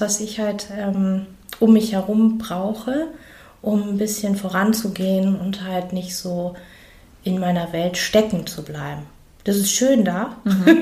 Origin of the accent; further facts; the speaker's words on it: Germany; bei uns in Deutschland